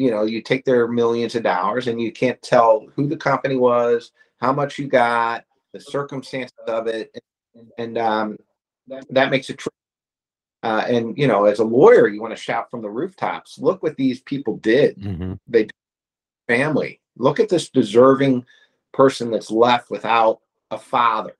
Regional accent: Missouri, United States; at Cantor Injury Law, we're all from Missouri. We all live here

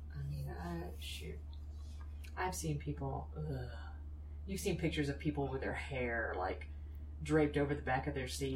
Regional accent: Anderson, South Carolina, United States; I'm from Anderson, South Carolina

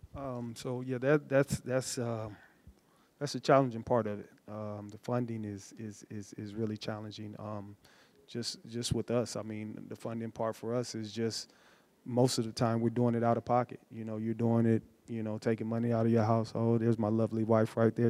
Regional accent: Atlanta, Georgia, United States; also born or lived in Muncie, Indiana; I grew up in Atlanta, but I, am originally born in Muncie, Indiana

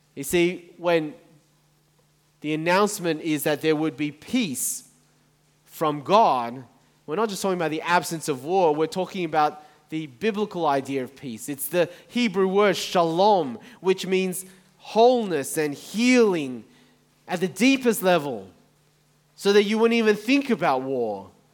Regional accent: Taiwan; moved away; I was born in Taiwan, my family are from Taiwan

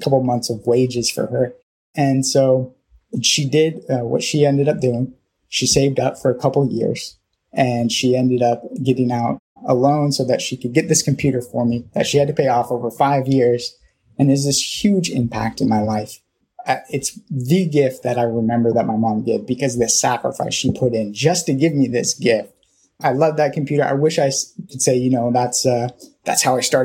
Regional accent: Thousand Oaks, California, United States; also born or lived in Norwalk, California; we moved up to a place called Thousand Oaks, California, when I was about 5 or 6. And so I started kindergarten there in that area

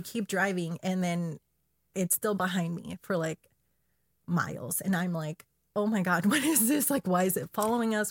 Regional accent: Chile; I'm from Chile

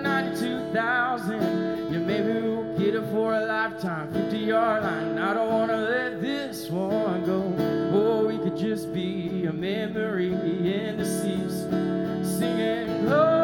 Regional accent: Toccoa, Georgia, United States; I'm from Toccoa. Georgia

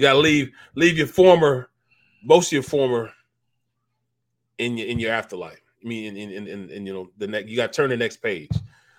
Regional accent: St. Louis, Missouri, United States; moved away; I'm from the Midwest also. You know, from St. Louis

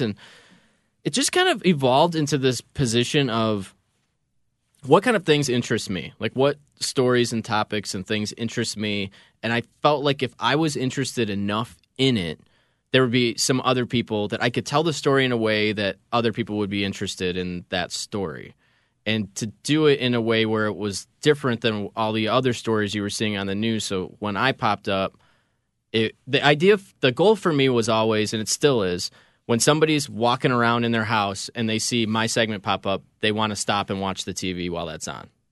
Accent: Schaumburg, Illinois, United States; I grew up in Schaumburg

